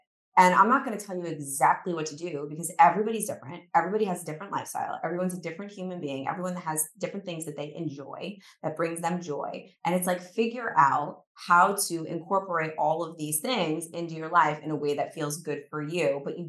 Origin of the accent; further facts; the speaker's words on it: New York City, New York, United States; which is my favorite, being a New Yorker.